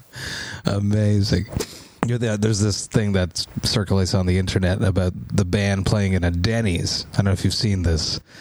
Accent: Montreal, Quebec, Canada; I'm from Montreal

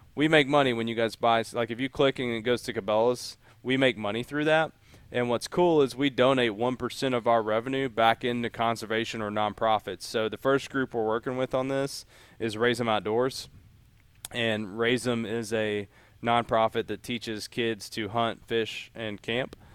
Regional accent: Appalachia, United States; moved away as an adult; also born or lived in Memphis / Kentucky; I grew up in Appalachia

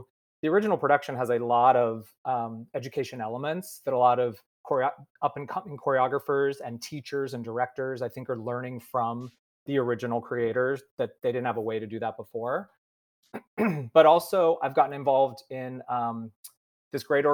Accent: Marin, Bay Area, California, United States; I grew up in Marin in the Bay Area, just north of San Francisco

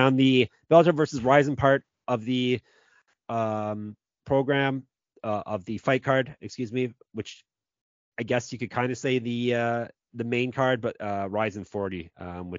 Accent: Canada; I'm the Canadian of the show

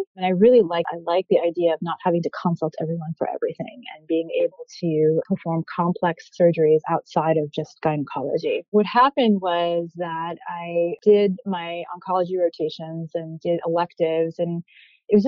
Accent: New York City, New York, United States; moved away as an adult; also born or lived in Egypt; now in Philadelphia, United States; I grew up in New York City, which is always going to be home, even though I've been living in Philadelphia now going on 11 years

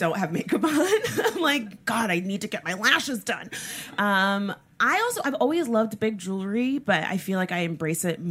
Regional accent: South Florida, United States; I'm from South Florida

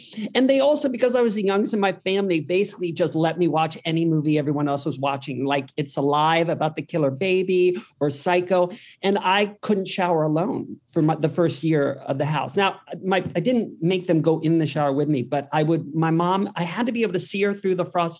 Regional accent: Worthington, Ohio, United States; moved away; also born or lived in Columbus, Ohio; Yeah, I'm from Columbus, Ohio.

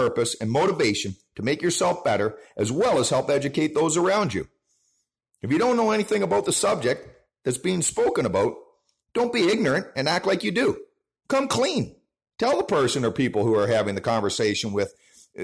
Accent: Canada; our own Canadian holiday with Canada Day up here

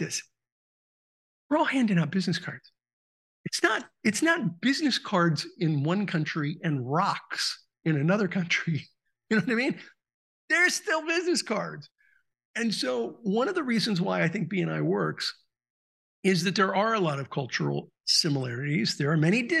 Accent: Southern California, United States; I grew up in Southern California

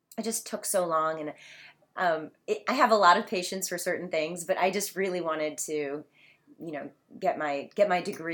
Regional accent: Detroit, Michigan, United States; I grew up in Detroit.

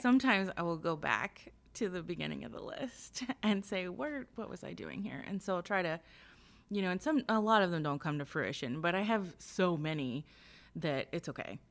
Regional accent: Lawrenceburg, Indiana, United States; now in northern Kentucky, United States; I'm from southeastern Indiana, like the Lawrenceburg area

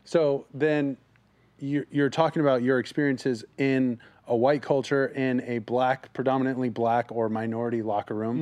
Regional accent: South Orange County, California, United States; I grew up in South Orange County, predominantly white.

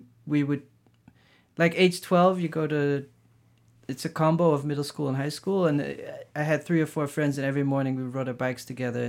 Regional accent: Maastricht, Limburg, Netherlands; also born or lived in Amsterdam / The Hague; We moved around a bunch, so I was born in Amsterdam, and then age 5 we moved to The Hague, and then age 10 I moved to Maastricht, and then 18 I went to The Hague to art school, then back to Maastricht, just different spots.

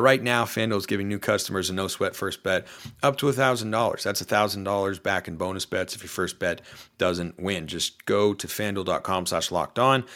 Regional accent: Portland, Oregon, United States; I'm from Portland

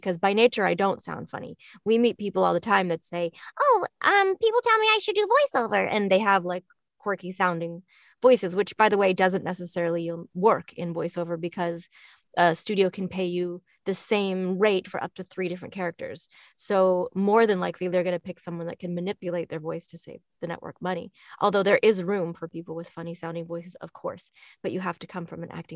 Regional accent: Toronto, Ontario, Canada; I grew up in Toronto

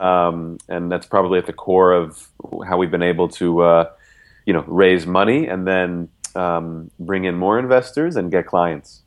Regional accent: United States; moved away; also born or lived in Nigeria; I'm American

